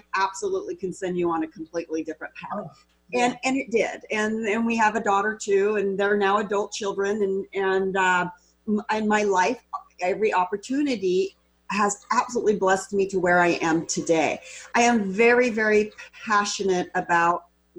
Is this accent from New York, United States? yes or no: no; Walla Walla, Washington, United States; So I'm born and raised in Walla Walla.